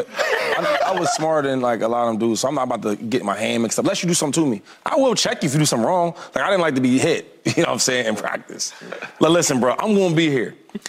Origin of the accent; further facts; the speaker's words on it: Harrisburg, Pennsylvania, United States; I don't know if you knew this, but I'm from the same city he from.